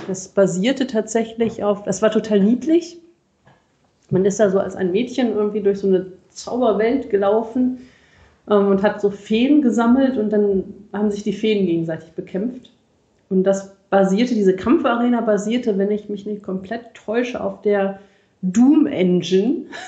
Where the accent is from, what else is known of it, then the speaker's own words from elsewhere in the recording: Rhineland, Germany; Für mich als äh, Rheinländer